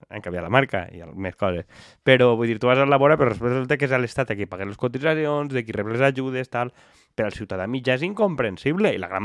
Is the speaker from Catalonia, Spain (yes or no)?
no; Valencian Community, Spain; Com a bons valencians.